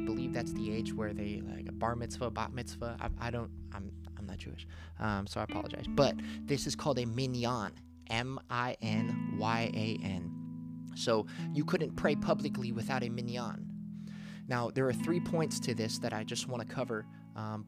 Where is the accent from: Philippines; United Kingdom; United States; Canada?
Philippines; I'm Filipino.